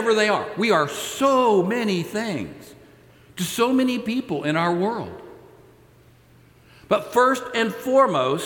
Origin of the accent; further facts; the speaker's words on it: Texas, United States; I'm a Texan